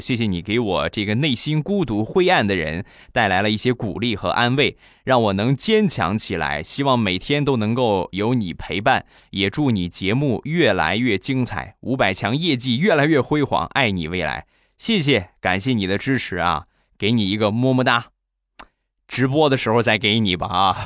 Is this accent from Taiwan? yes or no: no; Rizhao, Shandong, China; 我们家乡的特产啊，去年，前年卖了两年的日照绿茶